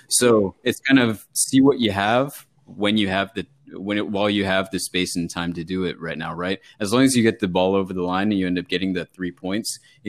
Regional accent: West Coast, United States; now in Connecticut, United States; I moved out to Connecticut from the West Coast. I went to school in L.A.

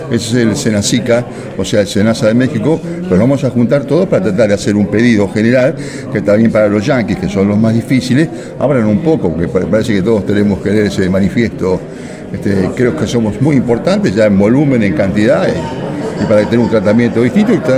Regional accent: Argentina; Y nosotros como Argentina, evidentemente, sabemos que estamos en el podio

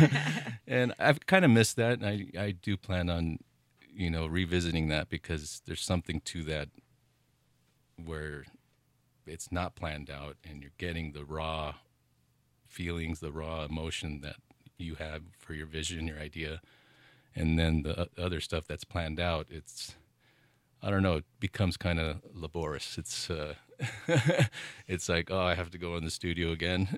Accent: El Paso, Texas, United States; now in Taos, United States; growing up in El Paso, Texas

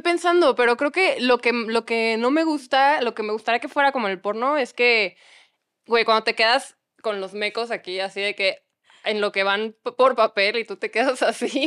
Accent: Hidalgo del Parral, Chihuahua, Mexico; ni siquiera soy de Chihuahua capital, soy de un pueblito que se llama Parral que tiene 100 mil habitantes.

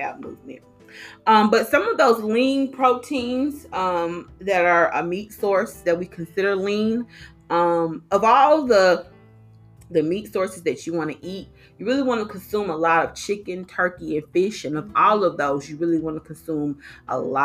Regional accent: Arkansas, United States; moved away; I'm from Arkansas, so that's hog country. And so we are meat eaters over there

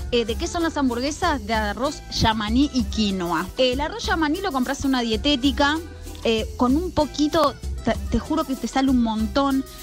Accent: Barrio Lanzones, Buenos Aires, Argentina; eh, soy de Barrio Lanzones

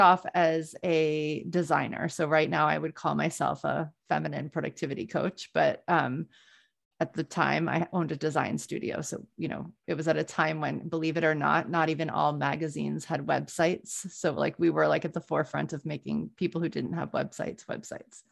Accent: New Orleans, Louisiana, United States; moved away as an adult; now in Boston, United States; I grew up in New Orleans

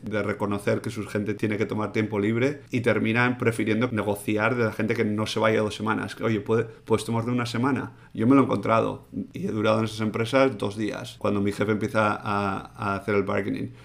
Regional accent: Spain; Como español, además, que, que vengo de, de, la cultura de tomarte agosto entero libre

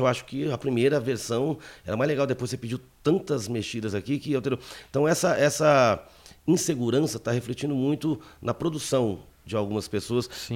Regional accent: Paraná, Brazil

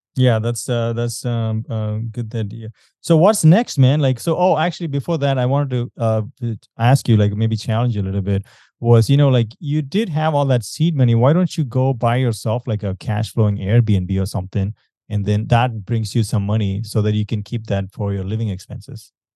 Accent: India; I'm from India

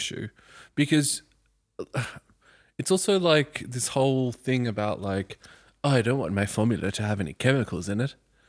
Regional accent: Mornington, Victoria, Australia; I was born in Mornington.

